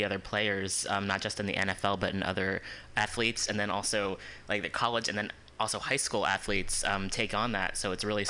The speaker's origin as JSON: {"language": "English", "country": "United States", "tie": "born or raised there", "said": "growing up in the States"}